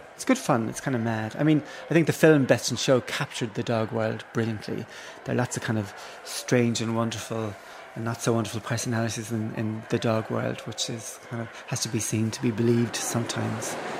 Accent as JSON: {"language": "English", "town": "Cork", "region": "Munster", "country": "Ireland", "tie": "born or raised there", "said": "growing up in Cork"}